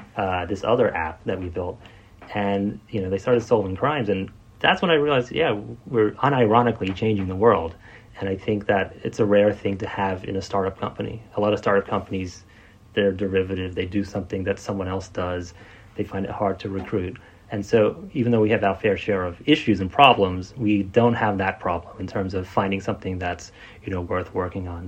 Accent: Australia; moved away as an adult; also born or lived in Silicon Valley; I grew up in Australia. My dad is from Vietnam originally, and my mom's Australian

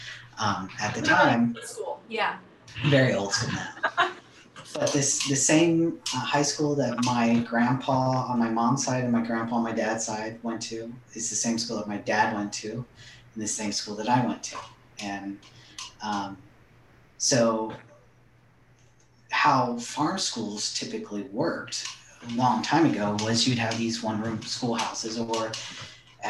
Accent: Anna, Ohio, United States; also born or lived in Sidney, Ohio; I moved in sixth grade. I moved from Sydney, Ohio to Anna

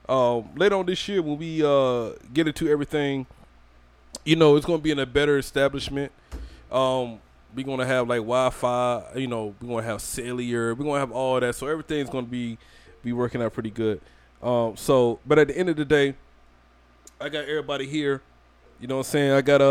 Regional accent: Georgia, United States; I'm also from Georgia. I'm also for the country.

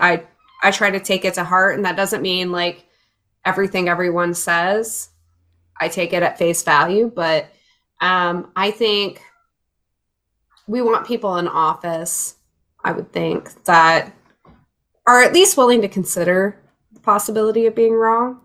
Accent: rural Illinois, United States; also born or lived in Jacksonville, Florida; now in Chicago, United States; I grew up in Illinois though. I uh, was in rural Illinois for a long time. Uh, moved to Chicago as a teenager

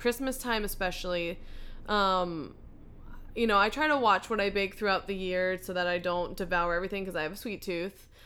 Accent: United States; as an American

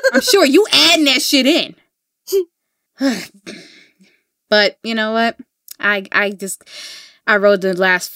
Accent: New York City, New York, United States; As a New Yorker

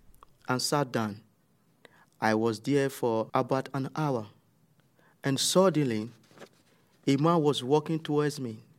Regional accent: Nigeria; moved away as an adult; now in Netherlands

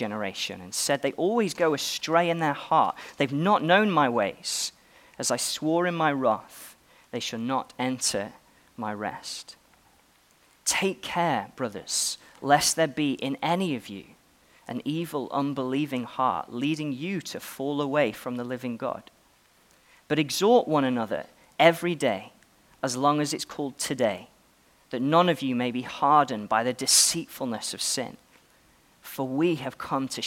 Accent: Stoke-on-Trent, West Midlands, United Kingdom; Well, I am an Englishman. You may have noticed. I was born in Stoke-on-Trent

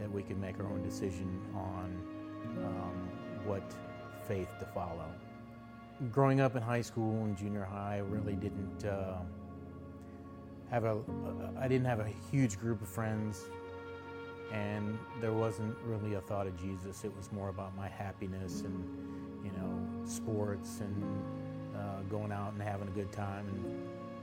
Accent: Coralville, Iowa, United States; moved away as an adult; also born or lived in Colorado; Grew up in Coralville. I was born in Iowa City

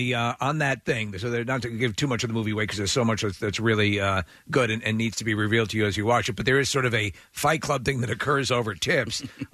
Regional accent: New York, United States; Because I'm from New York.

